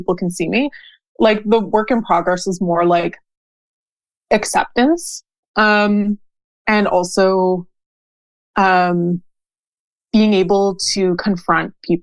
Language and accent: English; Montreal, Quebec, Canada; also born or lived in Ottawa; now in Western Quebec, Canada; I am a Canadian. I live in Quebec. I'm from Montreal. I currently live in Western Quebec.